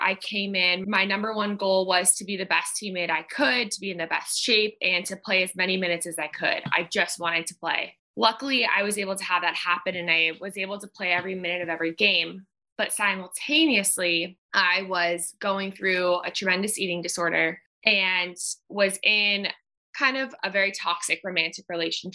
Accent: Orange County, California, United States; moved away as an adult; also born or lived in Washington, D.C. / New York; I am born and raised in Orange County, California

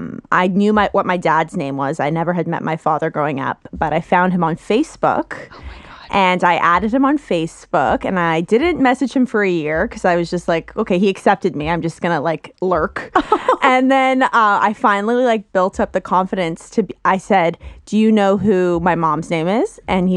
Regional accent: Quebec, Canada; moved away as an adult; also born or lived in Toronto; I was born in Toronto, but I was actually raised in Quebec. So kind of where I'm from.

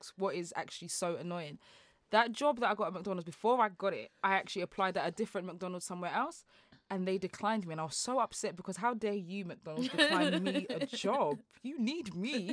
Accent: London, United Kingdom; also born or lived in Custom House; I've always lived in Beckton

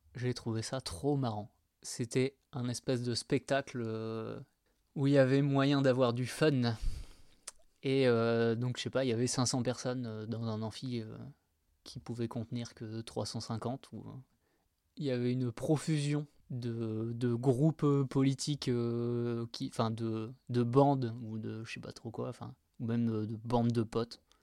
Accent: Angoulême, Nouvelle-Aquitaine, France; je viens de Angoulême. Et eh ben, moi je viens de la campagne en fait. Pas tout à fait à Angoulême donc, mais pas loin.

